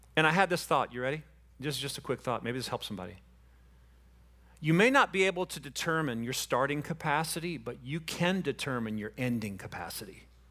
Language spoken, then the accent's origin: English; Panama City Beach, Florida, United States; I'm from Panama City Beach